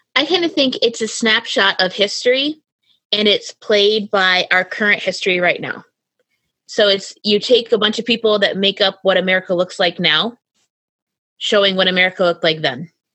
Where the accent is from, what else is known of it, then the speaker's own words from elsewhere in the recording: Connecticut, United States; I grew up in Connecticut, going to shows in school.